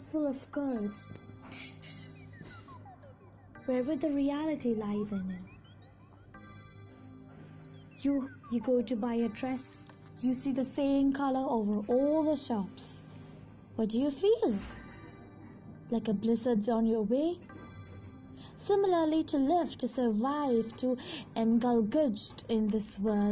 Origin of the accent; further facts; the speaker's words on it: India; I am an Indian